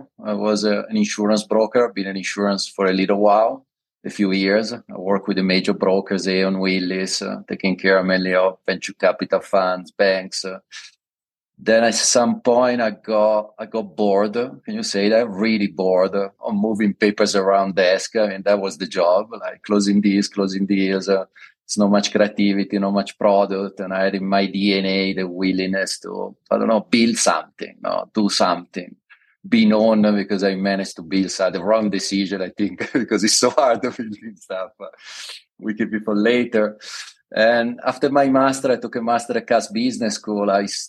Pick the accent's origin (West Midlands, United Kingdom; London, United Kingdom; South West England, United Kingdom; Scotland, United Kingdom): London, United Kingdom; English is a second language; also born or lived in Milan; I'm originally from Milan, moved to London when I was very young. I did all my university, master, PhD, all my study and education in London. I think I spent over 22 years there, so I feel myself a lot of a Londoner and less of an Italian